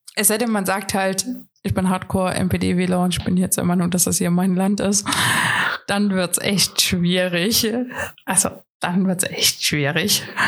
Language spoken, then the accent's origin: German; Riesa, Saxony, Germany; Ich komme aus Riesa